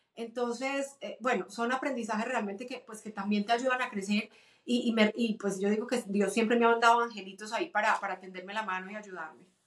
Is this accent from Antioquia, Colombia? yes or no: yes; Medellín, Antioquia, Colombia; moved away as an adult; also born or lived in Cúcuta, Colombia; now in United States; Mis papás se conocieron allá, los dos son de Medellín, toda mi familia es de Medellín, me cría en Medellín